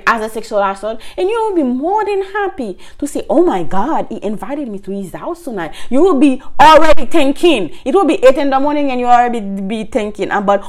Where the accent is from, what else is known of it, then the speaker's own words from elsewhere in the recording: Haiti; moved away as an adult; now in United States; I'm from Haiti, I started to work before I moved in the state. I went to college.